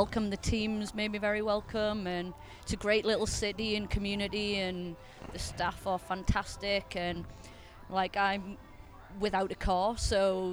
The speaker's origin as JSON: {"language": "English", "town": "Blyth", "region": "North East England", "country": "United Kingdom", "tie": "born or raised there", "moved": "as an adult", "said": "my hometown was a place called Blythe Spartans"}